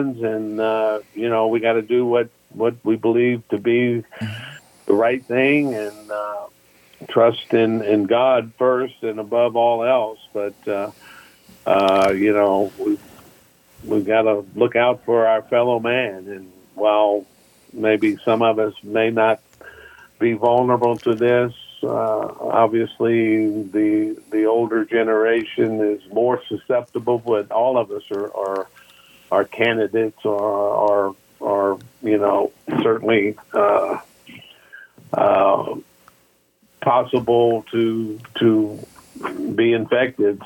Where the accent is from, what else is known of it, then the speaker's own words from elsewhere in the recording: Biloxi, Mississippi, United States; my hometown